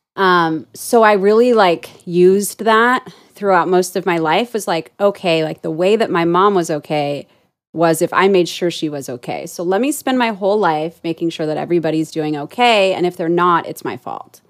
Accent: Orange County, California, United States; moved away as an adult; I was born and raised in Orange County

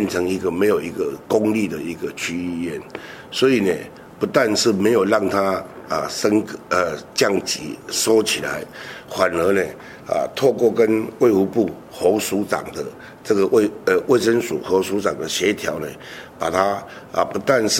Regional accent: Hengchun Peninsula, Pingtung County, Taiwan; 医疗平权呢，是我一直以来，因为我来自恒春半岛，

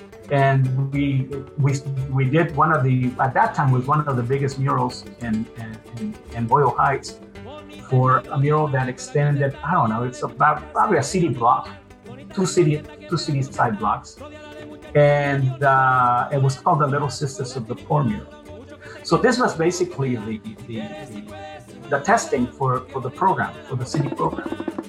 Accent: Mexico; moved away; Well, I'm originally from Mexico. My family immigrated to the United States in 1965.

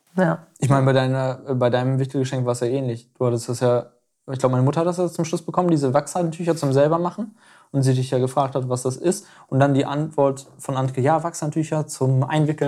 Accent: Aurich, Lower Saxony, Germany; der Weihnachtsmarkt in Aurich, allerdings nicht wie er jetzt ist, sondern wie er mir als Kind in Erinnerung geblieben ist

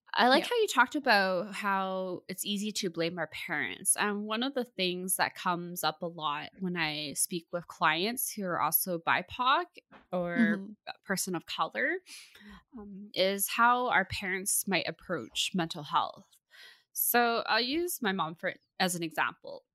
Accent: Burnaby, British Columbia, Canada; born and raised in Burnaby

